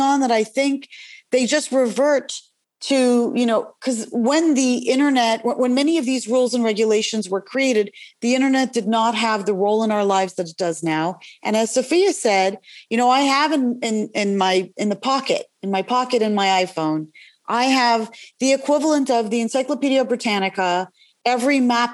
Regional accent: Canada; now in United States; I'm originally from Canada

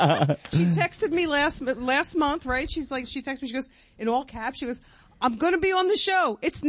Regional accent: New York City, New York, United States; also born or lived in Central Jersey; now in South Jersey, United States; I'm from Staten Island.

